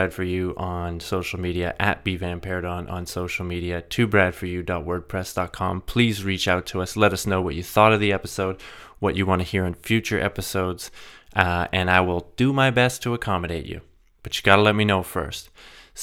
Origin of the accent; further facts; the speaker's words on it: Alberta, Canada; moved away; I'm from Alberta originally, but have lots of family on the West Coast